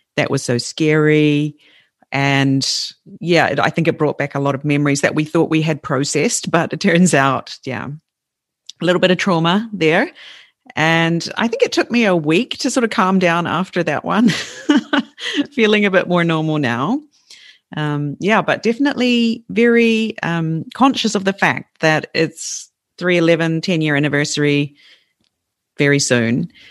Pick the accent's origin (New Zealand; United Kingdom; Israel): New Zealand; moved away as an adult; now in Fukushima, Japan; my home country, in a place which never gets earthquakes, Christchurch